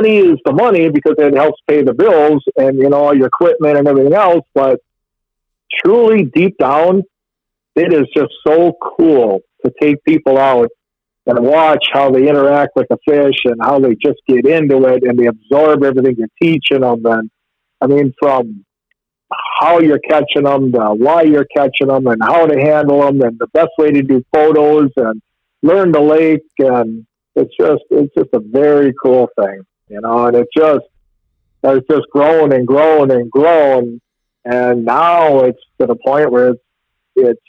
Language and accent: English; Pewaukee, Wisconsin, United States; I grew up in Pewaukee Lake. I'm 59 years old. I was lucky enough to live on the lake every summer of my whole life